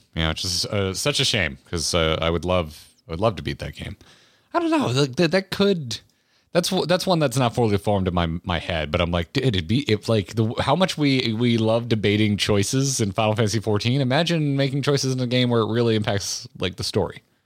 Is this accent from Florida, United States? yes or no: yes; Florida, United States; I grew up in Florida.